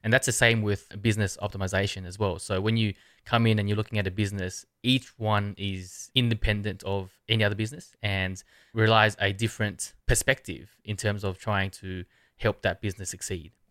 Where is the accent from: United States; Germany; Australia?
Australia; I'm from Australia.